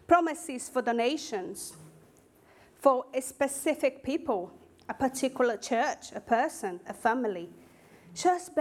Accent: Northeast Region, Brazil; English is a second language; moved away as an adult; now in Basingstoke, United Kingdom; my hometown in Brazil, in the northeast of Brazil

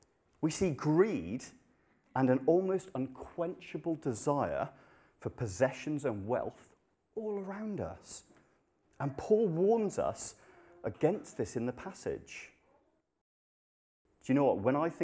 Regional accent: Kathmandu, Bagmati, Nepal; moved away; Many of you will know I grew up in Nepal. I lived there for 10 years, and it's a Hindu country.

